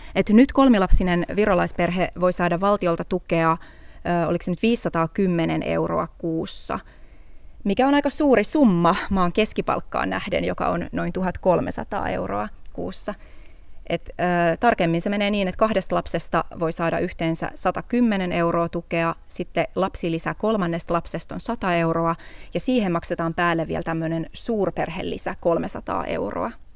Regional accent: Helsinki, Uusimaa, Finland; moved away as an adult; now in Tallinn, Estonia; mä oon Helsingistä kotosi

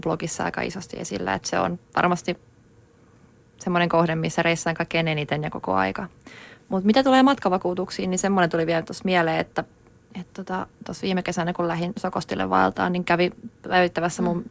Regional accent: Finland; kotikaupunkini Saarin poppeleita, jotka on Varikon ja aivan juna-aseman vieressä

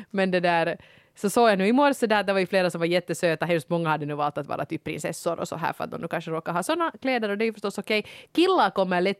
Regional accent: Sweden; det är så, jag är svensk.

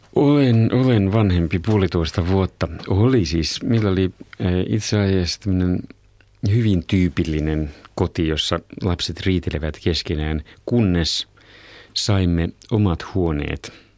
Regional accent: Somero, Southwest Finland, Finland; itse olen syntynyt Somerolla, jopa kod- kotona

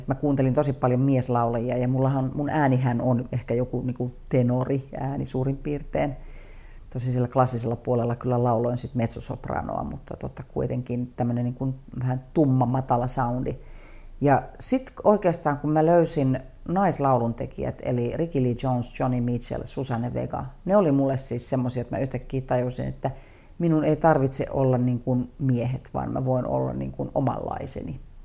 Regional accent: Kuopio, North Savo, Finland; moved away; also born or lived in Savonlinna / Imatra / Eastern Finland; Kuopioon sitten päädyttiin niin, että siellä mä oon niin käynyt suurimman osan kouluista ja Kuopio on semmoinen henkinen kotikaupunki.

